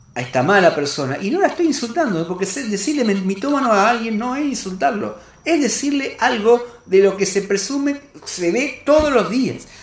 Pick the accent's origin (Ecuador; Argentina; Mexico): Argentina; como argentino, como persona, como cristiano que soy